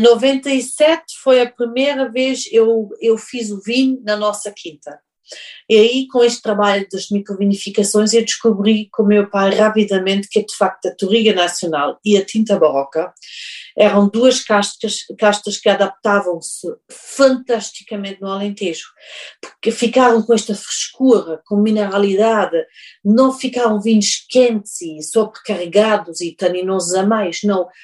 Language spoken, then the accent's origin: Portuguese; Germany; Portuguese is a second language; now in Portugal; Eu nasci em Alemanha